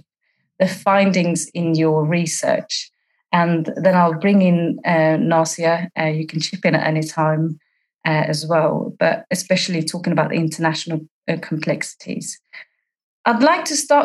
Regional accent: Sweden; also born or lived in East London; now in London, United Kingdom; I'm a Corps officer in East London, serving for the UK territory, but I'm originally from Sweden

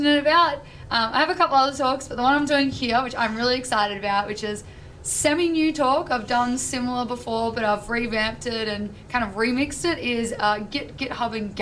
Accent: Australia; I'm from Australia

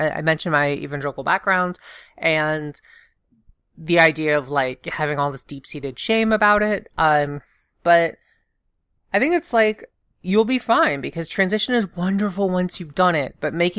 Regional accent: the South, United States; I grew up in the South. We were evangelical.

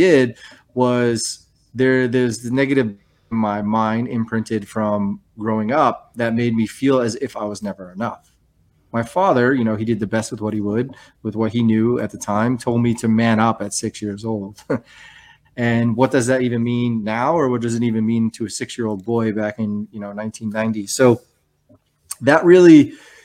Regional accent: New Hampshire, United States; moved away; I grew up in New Hampshire, firstborn son in a Greek family

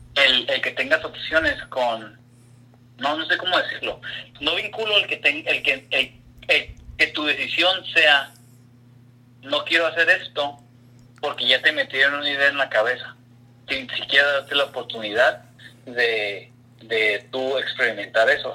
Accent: Ensenada, Baja California, Mexico; now in Portland, United States; yo pues crecí en Ensenada

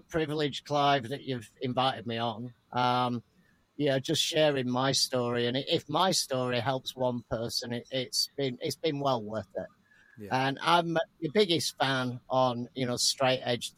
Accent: Rochdale, North West England, United Kingdom; now in Seattle, United States; originally I'm from the north of England, just north of Manchester, a tiny little town called Rochdale

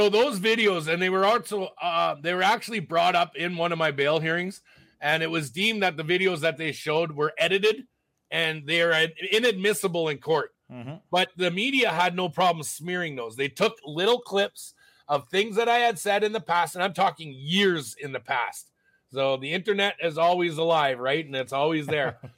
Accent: Alberta, Canada; I'm from Alberta. I can't have Ontario legal aid because I'm from Alberta.

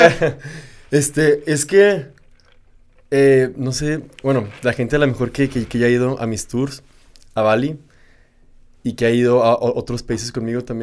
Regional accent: Ciudad Juárez, Chihuahua, Mexico; moved away as an adult; now in Ubud, Indonesia; soy de México, no, no, soy de Juárez

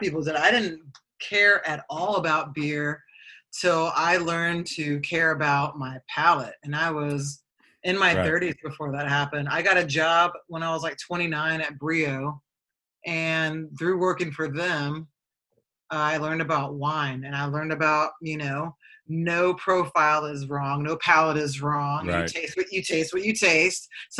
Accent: Fort Campbell, Kentucky, United States; born there; now in Kansas City, United States; I was born in Kentucky.

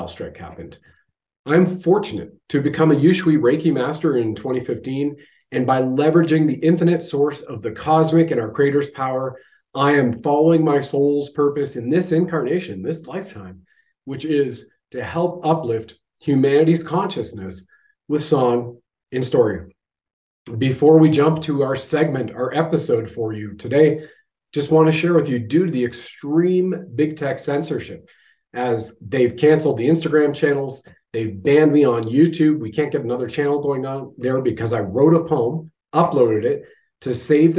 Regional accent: Canada

